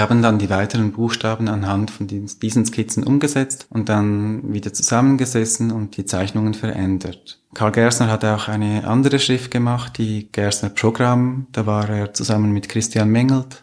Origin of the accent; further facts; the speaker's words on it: Zürcher Oberland, Zurich, Switzerland; Da, wo ich aufgewachsen bin im Zürcher Oberland